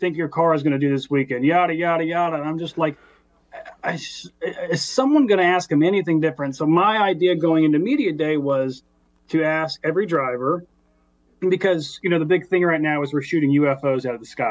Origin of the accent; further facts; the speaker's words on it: the South, United States; where I grew up in the South